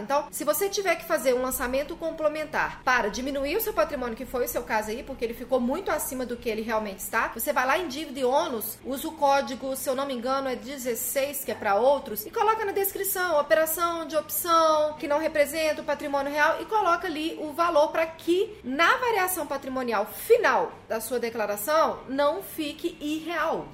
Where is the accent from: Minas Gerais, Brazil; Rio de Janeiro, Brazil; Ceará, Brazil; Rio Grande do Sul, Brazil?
Minas Gerais, Brazil; até no meu estado tem um monte